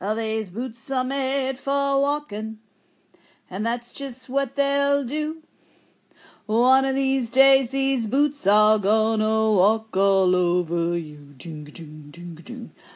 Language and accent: English; New York City, New York, United States; moved away; I'm from New York originally